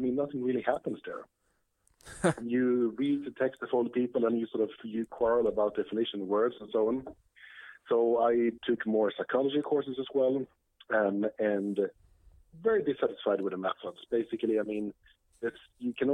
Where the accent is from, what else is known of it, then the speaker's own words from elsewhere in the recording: Sweden; English is a second language; moved away as an adult; also born or lived in Lund, Sweden; now in New York, United States; I'm from Sweden, grew up in Sweden